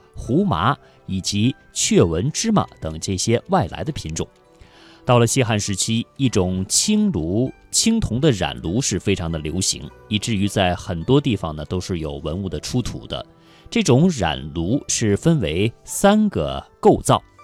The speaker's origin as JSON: {"language": "Chinese", "country": "China", "said": "我们中国人涮火锅的标配"}